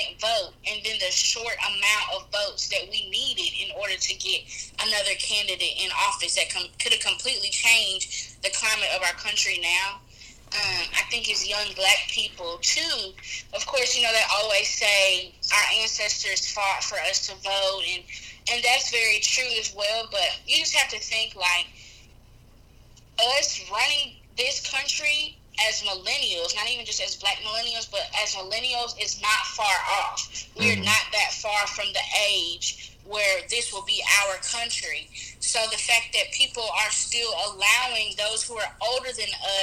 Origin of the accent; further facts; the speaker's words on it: Memphis, Tennessee, United States; I'm from Memphis, Tennessee